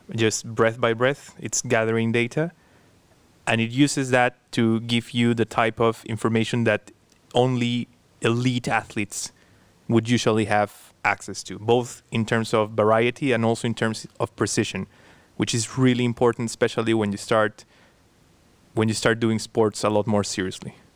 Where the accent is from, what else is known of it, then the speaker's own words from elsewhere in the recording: Peru; moved away as an adult; now in Cambridge, United Kingdom; I was born and raised in Peru